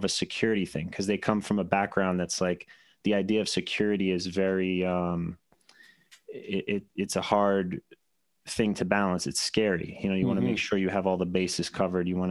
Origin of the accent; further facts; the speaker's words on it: New York City, New York, United States; moved away; also born or lived in Buffalo; born and raised in Brooklyn, kind of traditional